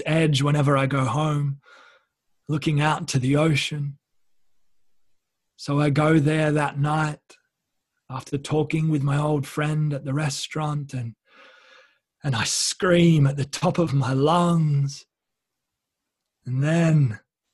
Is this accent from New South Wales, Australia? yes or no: yes; Wollongong, New South Wales, Australia; moved away; So up where I grew up in Sydney, or just below Sydney in Wollongong.